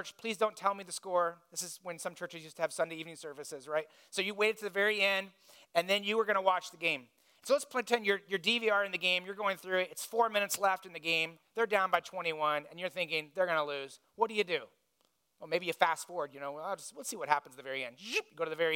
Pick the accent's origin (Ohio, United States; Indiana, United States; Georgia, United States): Indiana, United States; I grew up in Indiana